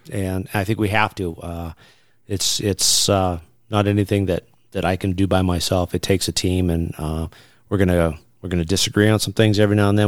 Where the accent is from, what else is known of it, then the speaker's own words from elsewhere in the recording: Southwest Montana, United States; growing up in Southwest Montana